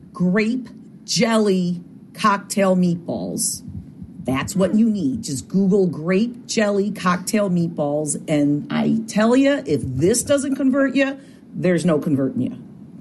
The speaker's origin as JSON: {"language": "English", "region": "Midwest", "country": "United States", "also_born_or_lived": "Woodstock", "said": "I'm from the Midwest"}